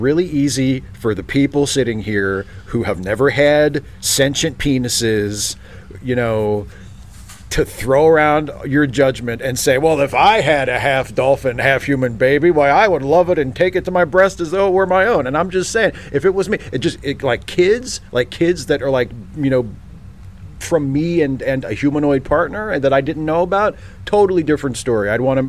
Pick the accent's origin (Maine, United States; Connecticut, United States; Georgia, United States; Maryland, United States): Maryland, United States; I grew up in Maryland.